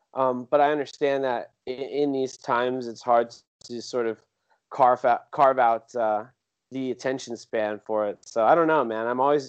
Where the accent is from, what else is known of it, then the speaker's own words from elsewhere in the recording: San Jose, California, United States; The real brief version is I was born and raised in San Jose, California. Single mom, she was from Hawaii, so I have Hawaiian heritage in my family, so that is a big part of my identity.